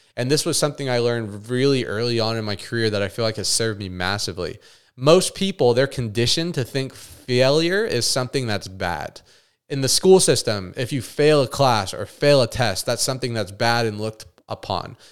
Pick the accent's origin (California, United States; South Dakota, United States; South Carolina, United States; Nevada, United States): Nevada, United States; Las Vegas; moved away as an adult; I actually physically moved away from my hometown, Vegas